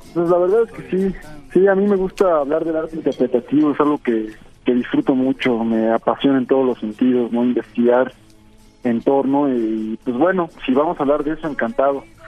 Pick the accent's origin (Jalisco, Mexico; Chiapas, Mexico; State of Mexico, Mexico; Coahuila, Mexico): State of Mexico, Mexico; Ecatepec; yo nací en el Estado de México